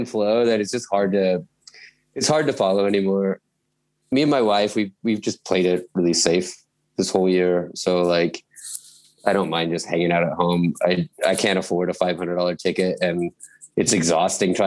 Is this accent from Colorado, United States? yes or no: yes; Fort Collins, Colorado, United States; moved away as an adult; now in Munich, Germany; I'm from Colorado